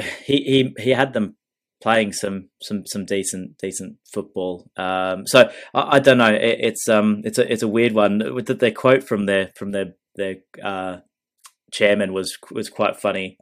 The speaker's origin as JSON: {"language": "English", "country": "Australia", "said": "I'm Australian"}